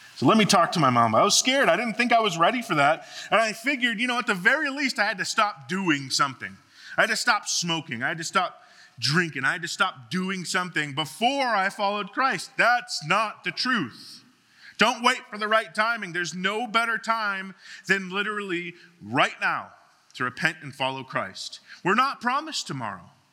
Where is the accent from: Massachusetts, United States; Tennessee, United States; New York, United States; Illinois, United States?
Massachusetts, United States; Boston; moved away; I grew up in, in Boston, Massachusetts